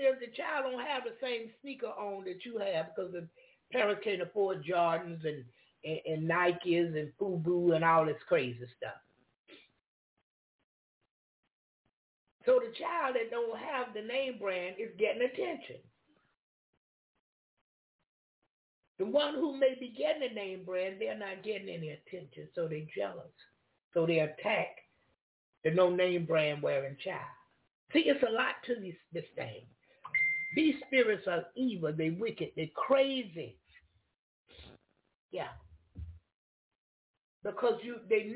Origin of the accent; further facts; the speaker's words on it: Jacksonville, Florida, United States; I come from Duval County, I didn't come from that surrounding